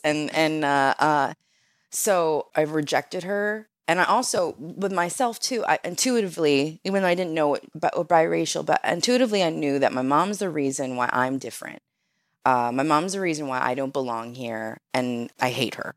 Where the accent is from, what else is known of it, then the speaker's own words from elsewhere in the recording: Rochester, New York, United States; moved away; also born or lived in Montana / California; I grew up in Rochester